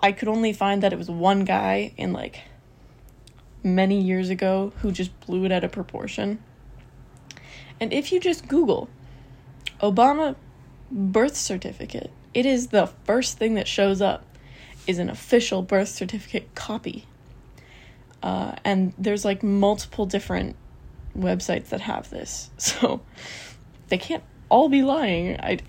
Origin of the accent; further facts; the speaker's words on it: Canada; because I'm Canadian